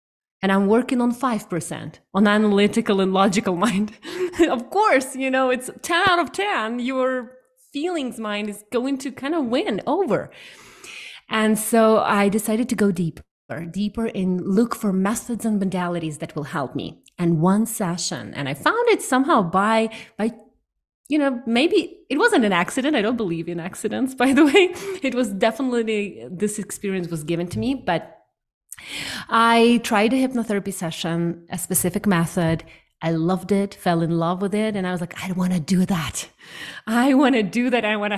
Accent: Ukraine; now in Canada; 7 years ago, I moved to Canada from Ukraine, and it has been one of the most transformational experiences for me, learning, diving deep into the different country, different culture

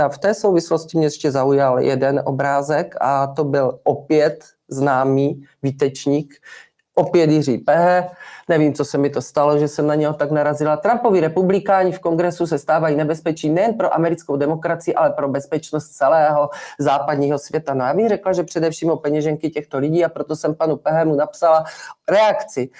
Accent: Haná, Olomouc Region, Czechia; já jsem opravdu ze starého sedláckého rodu a já tu Hanou znám a mám tam spoustu kamarádů, zemědělců, kteří ještě znali mého tátu

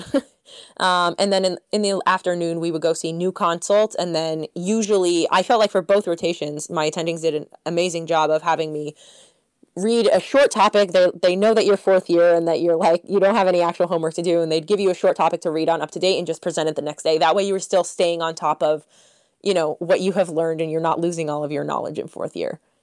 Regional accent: Northeast, United States; I am actually from the Northeast

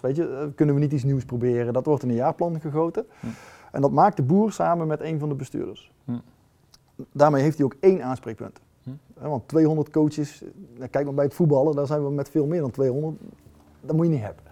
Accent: North Brabant, Netherlands; ik kom uit Brabant en dan resulteert dat bij ons in een rood-wit geblokt doekje

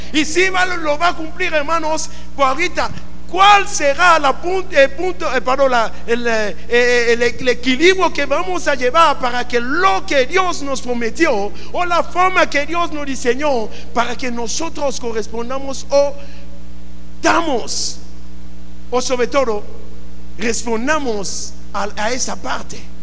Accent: Mexico; por qué nacimos en México?

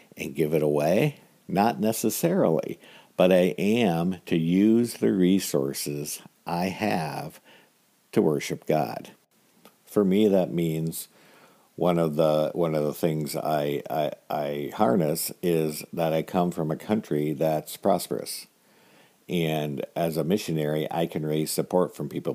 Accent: United States; I was born in America with a lot of resources

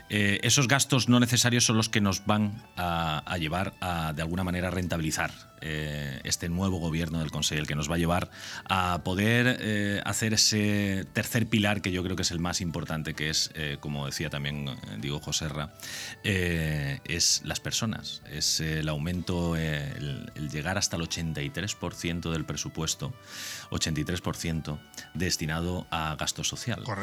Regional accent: Jijona, Valencian Community, Spain; moved away as an adult; now in Finestrat, Spain; siempre en mis carnes quedará Gijona y seré gijonenco siempre

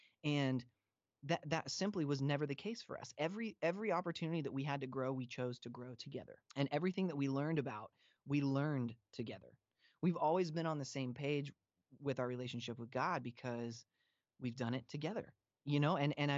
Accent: Pacific Northwest, United States; So Facedown was a really big deal to me growing up in the Northwest.

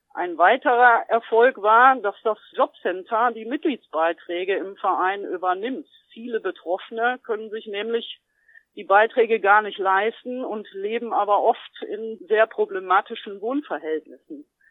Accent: GDR, East Germany, Germany; Ich bin ja ein Kind der DDR und zur Wende war ich zwölf Jahre alt

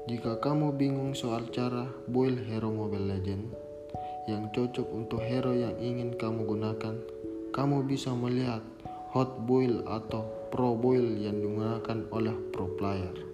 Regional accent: Makassar, South Sulawesi, Indonesia; born there; Saya lahir keluarga sederhana di negara Indonesia pada tanggal 9 Januari 2001 di Provinsi Sulawesi Selatan, tepatnya di kota Makassar.

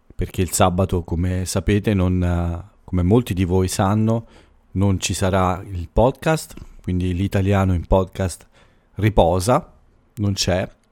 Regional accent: Italy; dal mio paese

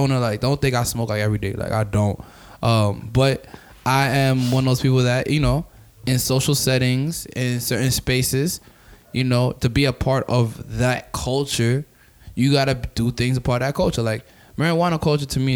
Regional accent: New York, United States; I'm African and I'm from New York

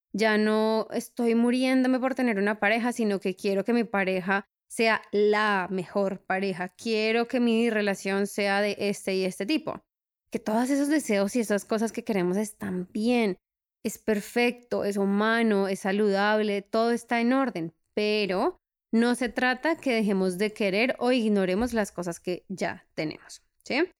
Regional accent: Colombia; now in Europe; Soy de Colombia

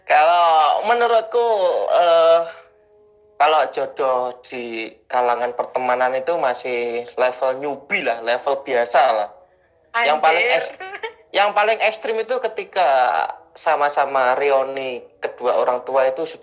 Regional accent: Bondowoso, East Java, Indonesia; saya dari Bondowoso, saya orang Madura.

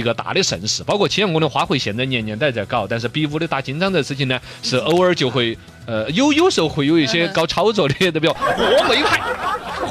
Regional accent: Chengdu, Sichuan, China; 这就说武功武术对于我们成都人来说还是有一番骄傲 有一份 的。

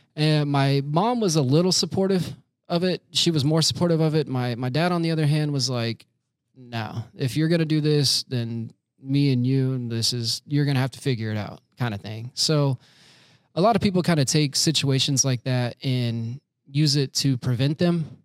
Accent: Winter Haven, Florida, United States; now in Orlando, United States; I was born and raised in Florida, Winter Haven, Florida, which is pretty much like the belly button of Florida

